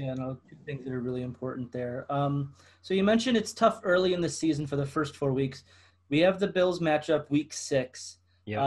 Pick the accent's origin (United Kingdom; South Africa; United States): United States; Buffalo, New York; I'm from Buffalo